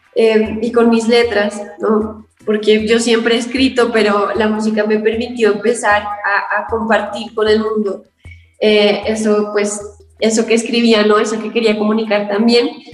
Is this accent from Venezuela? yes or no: no; Colombia; Yo soy una cantautora colombiana.